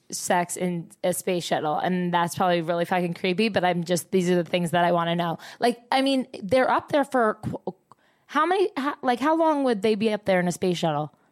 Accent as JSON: {"language": "English", "town": "Toronto", "region": "Ontario", "country": "Canada", "said": "I'm from Toronto."}